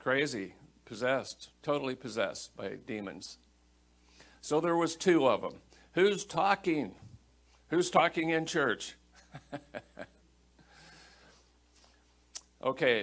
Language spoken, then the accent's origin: English; Iowa, United States; I grew up in Iowa and Iowa's a pork state